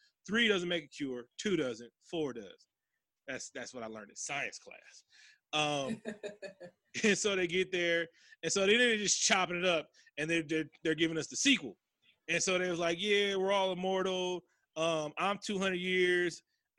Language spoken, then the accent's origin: English; United Kingdom; Yeah, we've all seen Austin Powers. I'm British.